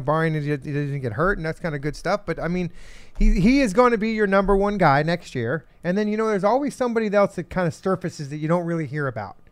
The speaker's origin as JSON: {"language": "English", "town": "Phoenix", "region": "Arizona", "country": "United States", "said": "I'm from Phoenix in Arizona"}